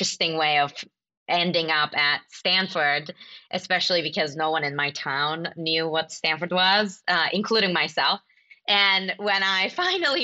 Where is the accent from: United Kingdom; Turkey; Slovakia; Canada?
Turkey; Mediterranean side, Mediterranean Region; now in San Francisco, United States; I am from Turkey, and I grew up in a tiny city, like more like a village in Turkey on the Mediterranean side